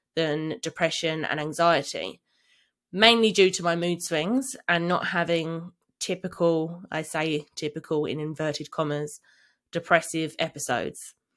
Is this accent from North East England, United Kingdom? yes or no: no; London, United Kingdom; I grew up in London, living with my parents